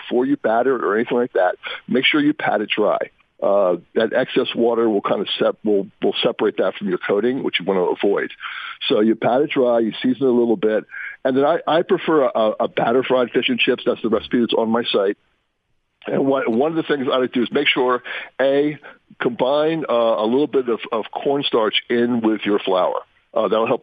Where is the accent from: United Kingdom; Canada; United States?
United States; East Coast; I'm from the East Coast